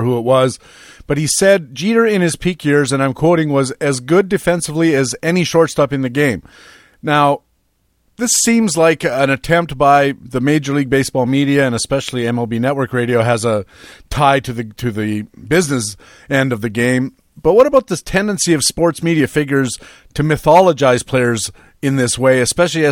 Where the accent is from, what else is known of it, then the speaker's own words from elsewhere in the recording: Canada; I'm a Canadian guy